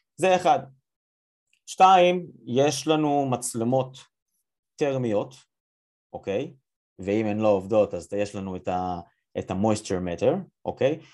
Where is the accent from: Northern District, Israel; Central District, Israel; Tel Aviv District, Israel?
Central District, Israel; Yavne; now in United States; אני כאילו במקור מיבנה